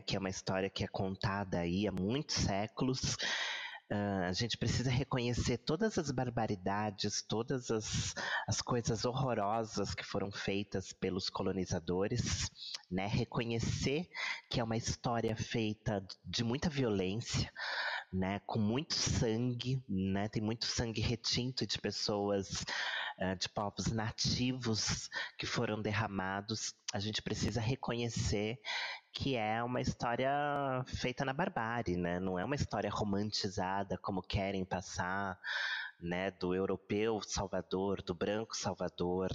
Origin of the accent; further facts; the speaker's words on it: Brazil; nós somos um país aqui de terceiro mundo, um país um, sul-americano